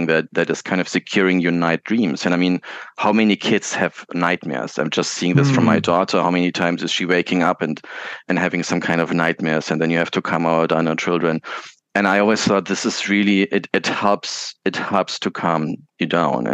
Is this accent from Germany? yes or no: yes; Munich, Bavaria, Germany; where I was born in Munich, and there was close by, the terminals, and you could still hear the aircrafts sometimes going.